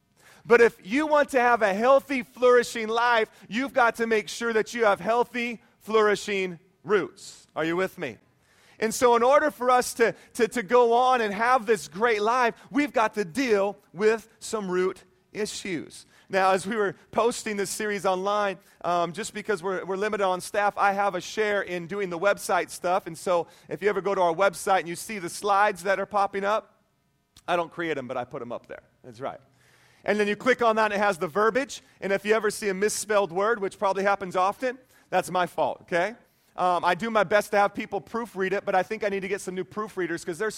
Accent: Whidbey Island, Washington, United States; Growing up on Whidbey Island, Washington, where it rains all the time, you can get a lot of big trees.

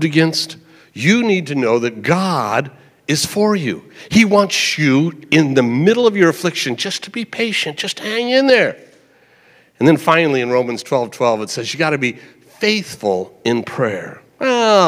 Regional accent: United States; as an American

